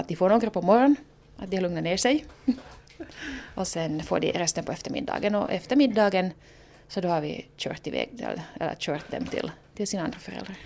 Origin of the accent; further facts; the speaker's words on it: Ostrobothnia, Finland; moved away; jag är hemma från Österbotten